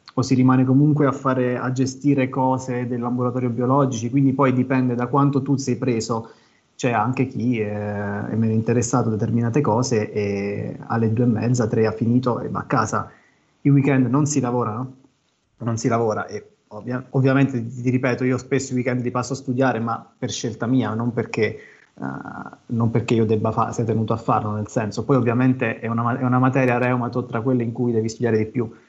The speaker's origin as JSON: {"language": "Italian", "region": "Abruzzo", "country": "Italy", "said": "vicino a casa mia, che sono abruzzese, a Ortona"}